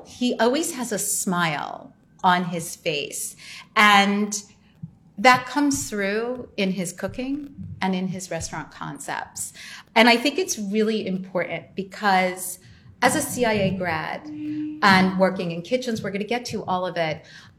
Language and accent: English; New Jersey, United States; So fellow New Jerseyan.